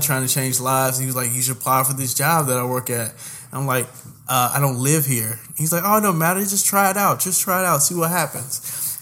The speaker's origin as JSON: {"language": "English", "town": "Indianapolis", "region": "Indiana", "country": "United States", "tie": "born or raised there", "also_born_or_lived": "Houston, Texas", "moved": "as an adult", "lives_now": "New York, United States", "said": "I'm originally born and raised in the Nappy Nap, better known as Nap Town, better known as Indianapolis"}